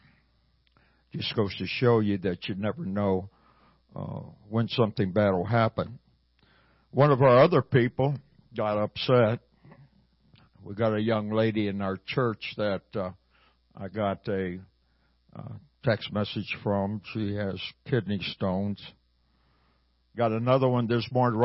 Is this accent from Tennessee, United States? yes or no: no; Hermann, Missouri, United States; now in Kansas City, United States; I was born and raised in a little town called Herman, Missouri